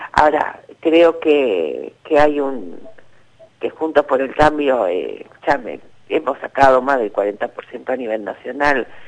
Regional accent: Buenos Aires, Argentina; soy de Matadero

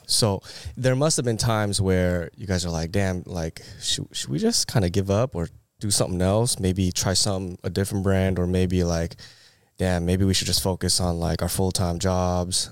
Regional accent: Bay Area, California, United States; moved away as an adult; also born or lived in Irvine; now in Orange County, United States; I'm actually from the Bay Area

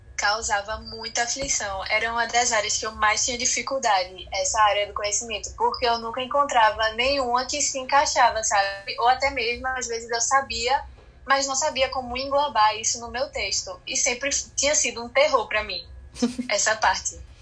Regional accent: Recife, Pernambuco, Brazil; eu tenho 16 anos, é, sou de Recife e estudo no Marista São Luís.

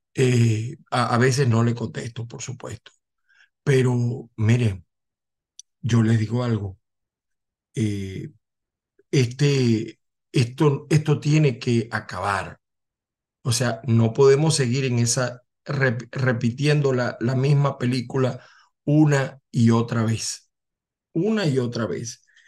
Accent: Zulia, Venezuela; now in United States; mi tierra del estado Zulia

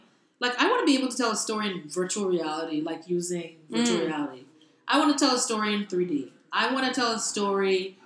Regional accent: Bahamas; moved away as an adult; also born or lived in Brooklyn, New York; now in New York, United States; I'm from the Bahamas. I was born in the Bahamas. I went to school in the Bahamas.

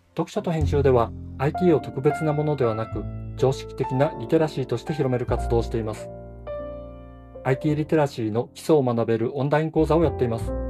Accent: Hokkaido, Japan; also born or lived in Sapporo; どさんこの僕

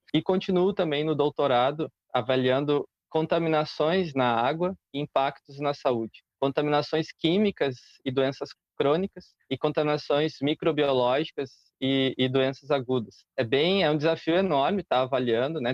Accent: Canela, Rio Grande do Sul, Brazil; also born or lived in Porto Alegre; eu sou natural de Canela

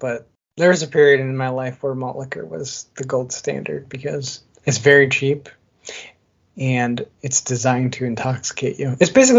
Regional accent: Midwest, United States; We're from the Midwest, so.

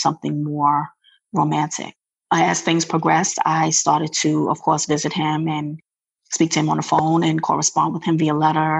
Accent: New York, United States; moved away as an adult; now in Maryland, United States; I'm originally from New York, but I reside in Maryland. I relocated here 17 years ago.

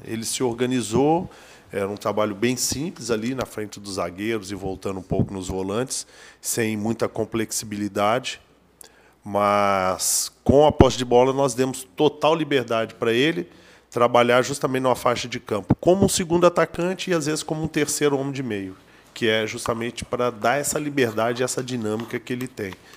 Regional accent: Minas Gerais, Brazil; eu sou mineiro

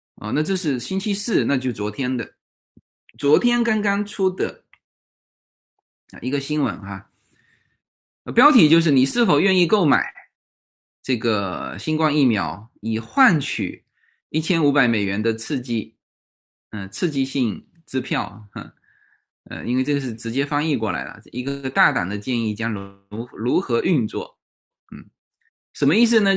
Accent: China; 这个对于我们中国人来说都不贵哈

